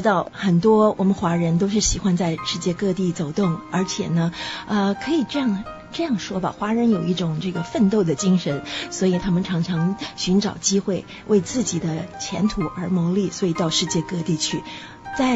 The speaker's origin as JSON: {"language": "Chinese", "country": "Australia", "tie": "born or raised there", "also_born_or_lived": "Taiwan", "said": "是的，我是在台湾出生啊，但是在澳大利亚长大的，可以这样说。"}